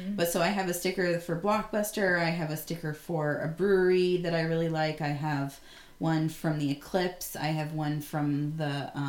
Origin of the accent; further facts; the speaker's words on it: Bend, Oregon, United States; So, Bend, Oregon, my hometown, born and raised